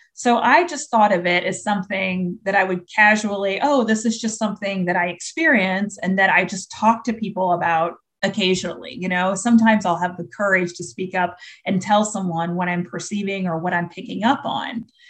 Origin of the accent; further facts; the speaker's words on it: Indiana, United States; now in Florida, United States; we were really blessed growing up in Indiana